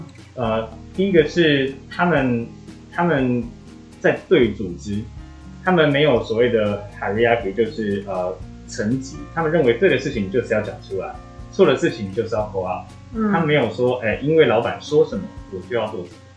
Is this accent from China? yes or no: no; Taiwan; 这也是我觉得我们台湾人才连我自己都获益良多的部分。